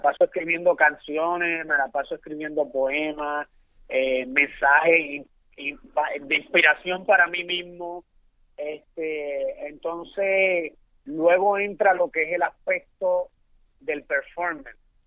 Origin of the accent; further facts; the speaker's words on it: Santo Domingo, Distrito Nacional, Dominican Republic; also born or lived in Puerto Rico; now in New York, United States; yo soy de la, de la capital de la República Dominicana, Santo Domingo. Eh, de un barrio humilde que es conocido como el Capotillo